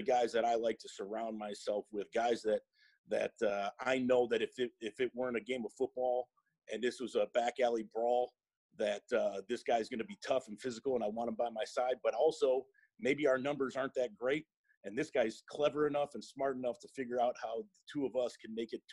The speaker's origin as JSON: {"language": "English", "town": "Chicago", "region": "Illinois", "country": "United States", "tie": "born or raised there", "moved": "yes", "said": "I grew up in the Chicagoland area."}